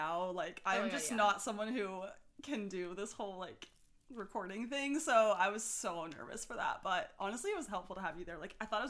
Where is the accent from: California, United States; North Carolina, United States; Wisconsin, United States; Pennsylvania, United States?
California, United States; San Francisco; moved away as an adult; also born or lived in Georgia; now in Charlotte, United States; I'm from San Francisco originally, but then went to Georgia